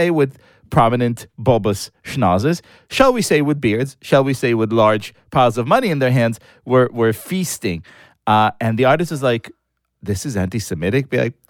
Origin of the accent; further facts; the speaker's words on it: Israel; accent: Israeli; moved away; can't you hear by my Gal Gadot accent?